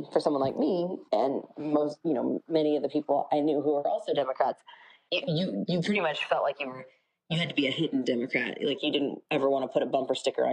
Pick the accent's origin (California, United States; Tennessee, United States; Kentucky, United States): California, United States; Santa Clarita; also born or lived in Rosamond, California; I grew up in Rosemond, which is in the Antelope Valley, and it was a very small town right next to an Air Force base. And then I grew up in Santa Clarita